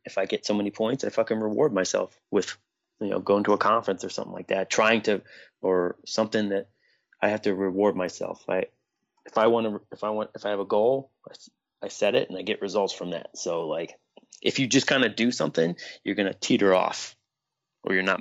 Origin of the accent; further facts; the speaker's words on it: Harrisburg, Pennsylvania, United States; I'm from Harrisburg